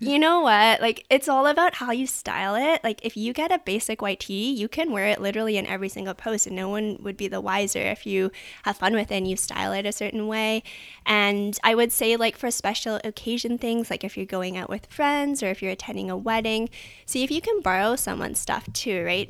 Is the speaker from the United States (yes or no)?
no; Vancouver, British Columbia, Canada; I grew up in Vancouver, Canada